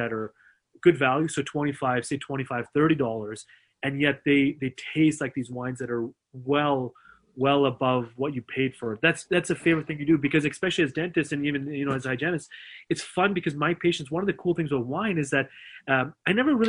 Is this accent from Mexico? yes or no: no; Canada; I love being Canadian. I'm Mr. Canada